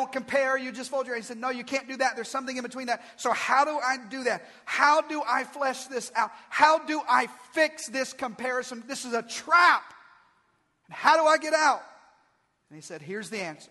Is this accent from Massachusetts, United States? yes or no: no; Arkansas, United States; we're both from Arkansas